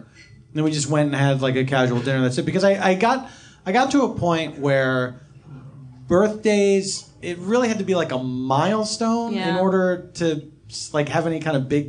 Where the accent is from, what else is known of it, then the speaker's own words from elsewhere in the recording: Philadelphia, Pennsylvania, United States; I grew up in Philadelphia.